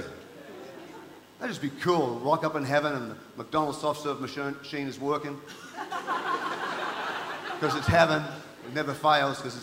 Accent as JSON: {"language": "English", "town": "Townsville", "region": "Queensland", "country": "Australia", "tie": "born or raised there", "also_born_or_lived": "New Zealand", "moved": "yes", "said": "I grew up in Townsville, North Queensland"}